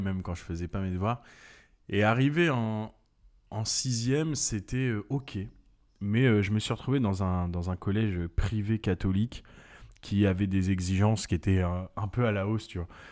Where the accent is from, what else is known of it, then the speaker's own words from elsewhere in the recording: French Guiana; je suis né en Guyane